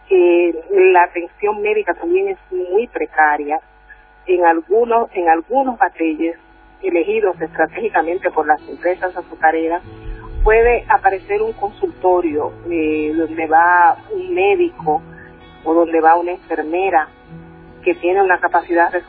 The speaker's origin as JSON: {"language": "Spanish", "country": "Dominican Republic", "said": "Bueno, yo soy abogada, soy dominicana, vivo en San Pedro de Macorís. San Pedro de Macorís queda al este de la República Dominicana"}